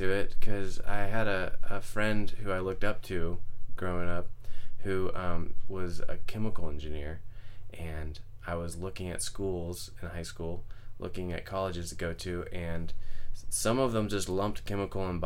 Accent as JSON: {"language": "English", "town": "Okeechobee", "region": "Florida", "country": "United States", "tie": "born or raised there", "said": "Okeechobee, Florida. Okeechobee."}